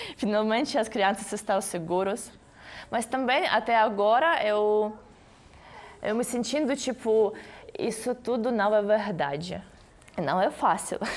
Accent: Ukraine; born or raised there; Portuguese is a second language; moved away as an adult; now in Brazil

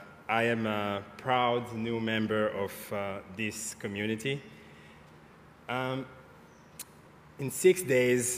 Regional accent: Great Lakes region, Kivu, DR Congo; moved away as an adult; now in United States; I was born in the Kivu Great Lakes region in Congo

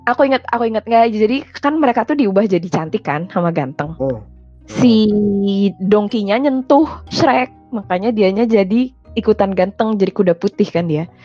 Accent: India; Saya orang India juga teman-teman aku kalau mereka ngobrol sama satu sama lain ada sepotong-sepotong pakai bahasa Inggris

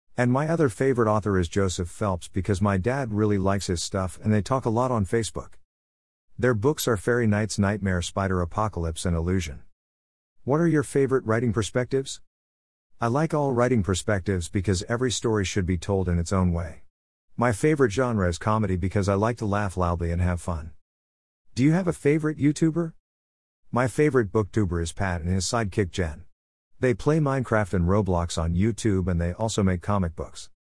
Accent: South Korea; I am from South Korea and I am also American because of my fat dad

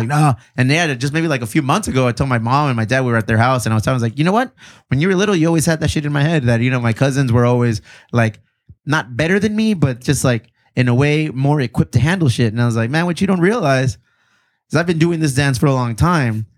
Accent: Bonita, California, United States; I grew up in Benita

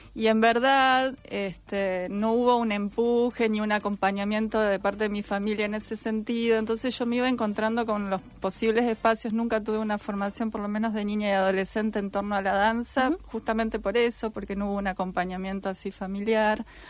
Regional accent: Santa Fe, Argentina; moved away as an adult; now in Rosario, Argentina; Yo soy de Santa Fe

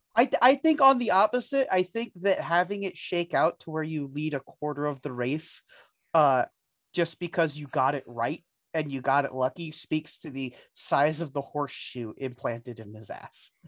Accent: United States; I'm an American

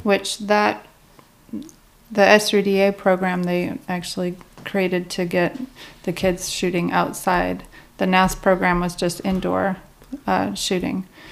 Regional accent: North Dakota, United States; now in Kentucky, United States; I grew up in North Dakota

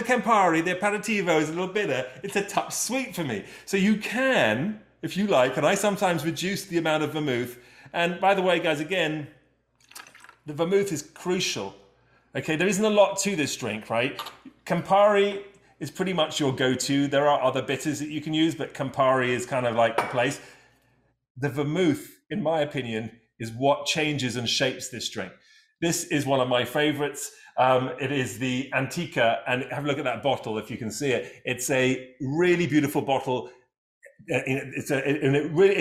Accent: England, United Kingdom; I'm from England

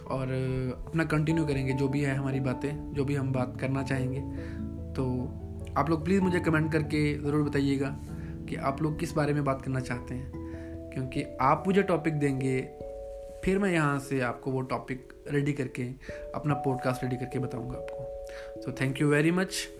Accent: Chamba, Himachal Pradesh, India; मैं चंबा का रहने वाला हूँ चंबा हिमाचल प्रदेश का एक बहुत ही छोटा सा सिटी है

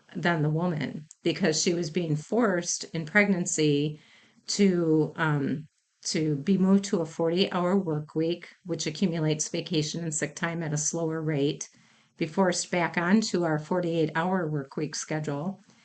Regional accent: Mount Pleasant, Wisconsin, United States; I am from Wisconsin. I grew up in the town of Mount Pleasant, which is in Racine County

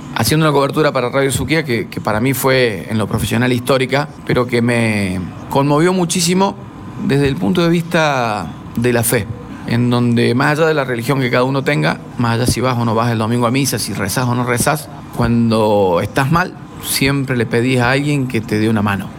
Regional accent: Mina Clavero, Córdoba, Argentina; Yo soy de Mina Clavero, pueblo vecino pegado a cura brochero

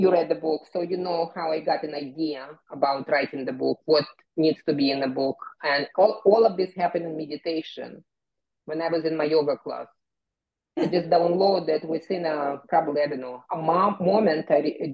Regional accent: Kyiv, Ukraine; moved away; I am from Ukraine, I'm from the Soviet Union, but from Kiev.

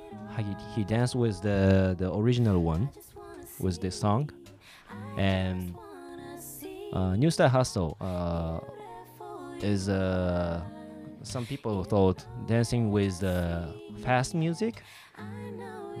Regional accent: Tokyo, Japan; also born or lived in San Francisco; I was born in San Francisco and then I raised up in Tokyo

